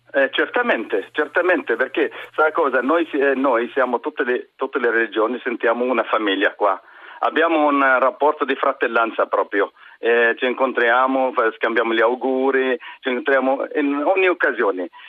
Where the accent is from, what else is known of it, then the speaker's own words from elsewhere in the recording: near Nazareth, Northern District, Israel; Italian is a second language; moved away as an adult; also born or lived in Germany; now in Trieste, Italy; sono arabo-israeliano, palestinese israeliano, eh, musulmano, eh, abito in una città vicino a Nazareth